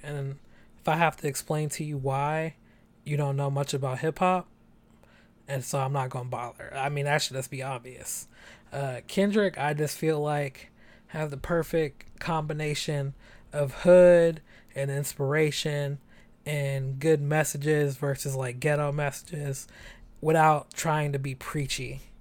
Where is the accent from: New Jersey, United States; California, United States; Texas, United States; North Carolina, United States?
California, United States; San Francisco; also born or lived in Chicago; I'm 27, born and raised in San Francisco